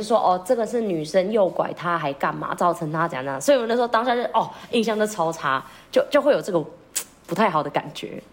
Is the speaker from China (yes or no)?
no; Philippines; moved away; 身为一个菲律宾人